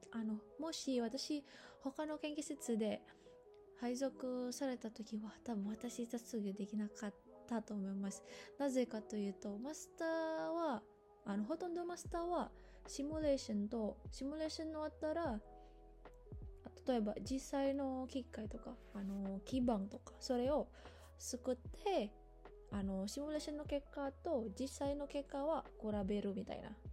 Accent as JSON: {"language": "Japanese", "country": "Indonesia", "second_language": "Japanese", "moved": "as an adult", "lives_now": "Japan", "said": "私、インドネシア人です。えっと、インドネシアから来ました"}